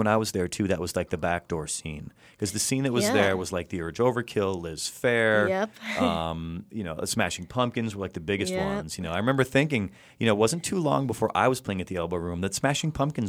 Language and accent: English; Illinois, United States; I like Illinois to this day. I've got a rule. I'm allowed to go back to my home state between, like, say, New Year's Day and, like, June 1st.